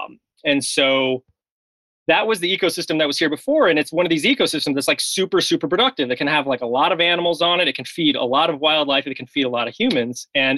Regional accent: United States; now in Madison, United States; I'm not from Wisconsin. I grew up mostly in the South and the Midwest. Ended up in Madison, Wisconsin for graduate school.

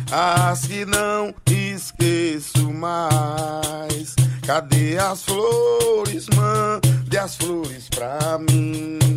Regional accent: Serra Talhada, Pernambuco, Brazil; Eu sou de Serra Talhada

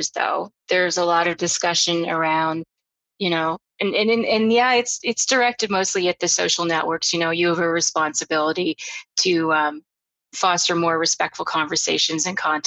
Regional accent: Canada; I'm Canadian

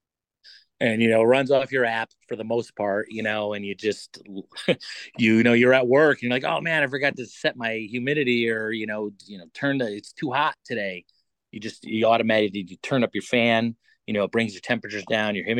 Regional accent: Waterbury, Connecticut, United States; also born or lived in Meriden, Connecticut; I'm mostly from Meriden. Grew up in Waterbury.

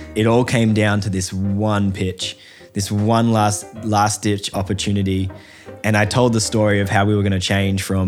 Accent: Australia

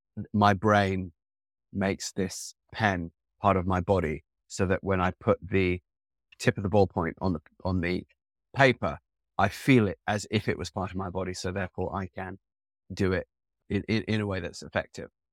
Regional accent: England, United Kingdom; growing up in the type of school that I grew up with in Eng-, in England

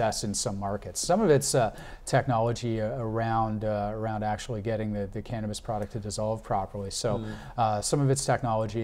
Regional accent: Canada; As a Canadian

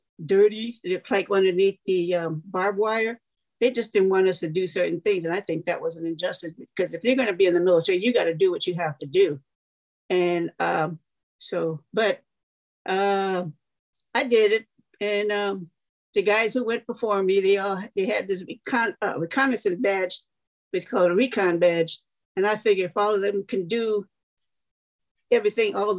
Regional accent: Chicago, Illinois, United States; moved away; I was born and raised in the south side of Chicago, like 15 minutes away from Indiana

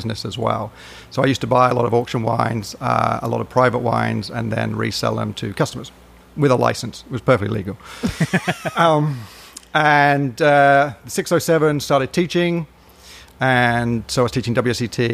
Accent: United Kingdom; accent: British; moved away as an adult; also born or lived in Edinburgh; now in Northwest Arkansas, United States; you can tell by the accent, I'm British

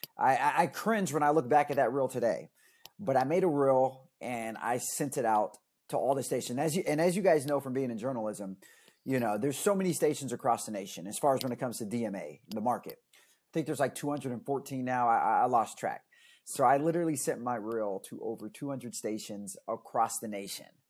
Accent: Stockton, California, United States; moved away as an adult; I was born and raised in Stockton.

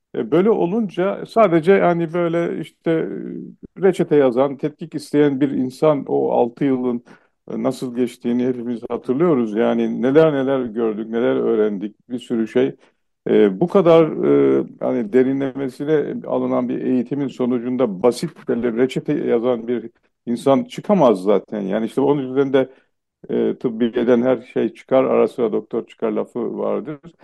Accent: Eastern Black Sea, Turkey; first language Laz; Turkish is a second language; ben Doğu Karadenizliyim

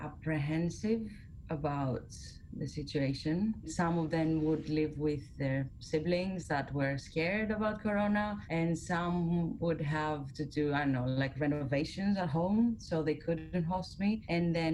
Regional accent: Greece; moved away; I went to my hometown, stayed there for a couple of weeks

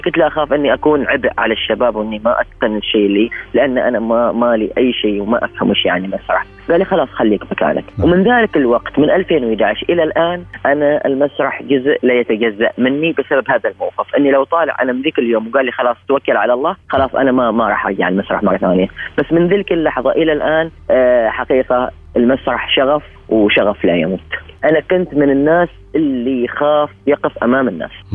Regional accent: Oman; نحن كعمانيين كشعب عماني

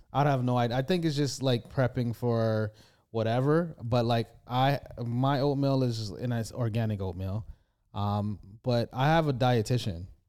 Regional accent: United States; now in United Kingdom; I'm an, I'm from America

